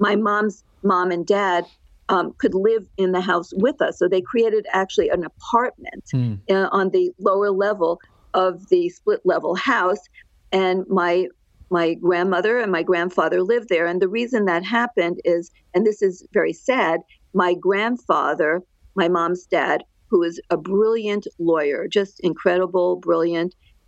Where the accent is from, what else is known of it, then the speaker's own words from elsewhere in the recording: Great Neck, New York, United States; moved away as an adult; also born or lived in New Jersey / Los Angeles, California; now in Orange County, United States; I grew up in a town called Great Neck